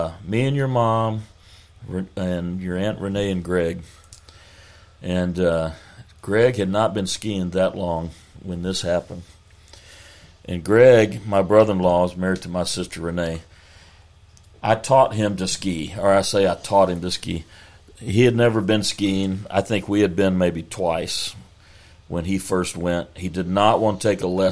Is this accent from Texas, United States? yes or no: yes; Texas, United States; we're from Texas.